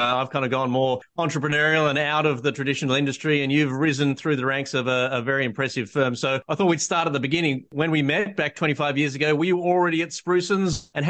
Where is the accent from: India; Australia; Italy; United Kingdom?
Australia; I'm an Australian patent attorney and founder of BillTrader.